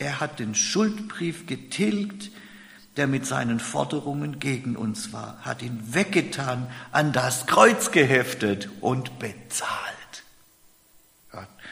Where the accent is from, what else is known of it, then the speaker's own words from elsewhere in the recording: Germany; bei uns in Deutschland